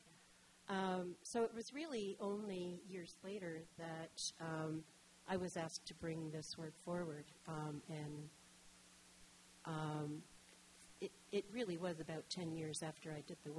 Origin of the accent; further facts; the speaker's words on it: Detroit, Michigan, United States; moved away as an adult; also born or lived in Guelph, Canada; now in Toronto, Canada; I grew up in Detroit